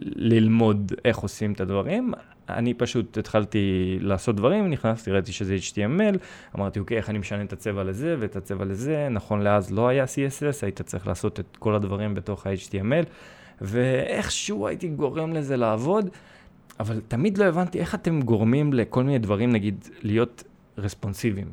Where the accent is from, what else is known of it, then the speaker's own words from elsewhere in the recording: Israel; first language Russian; Hebrew is a second language; also born or lived in Sevastopol, Crimea; נולדתי בסיבסטופל, באתי לפה בגיל שלוש, למדתי עברית די מהר